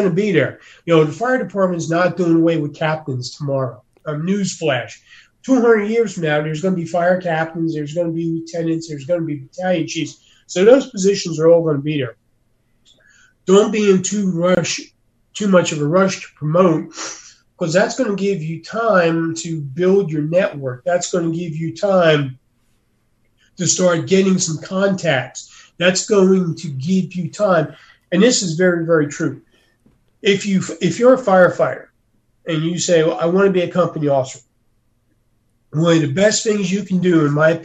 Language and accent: English; Northeast, United States; moved away; I come from the Northeast.